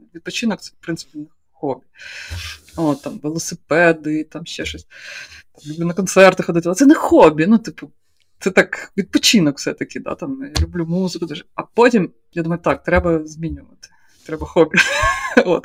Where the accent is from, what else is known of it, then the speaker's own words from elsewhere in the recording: Poltava Oblast, Ukraine; moved away; я з Полтавської області, я не знаю, чогось я вирісла в приватному будинку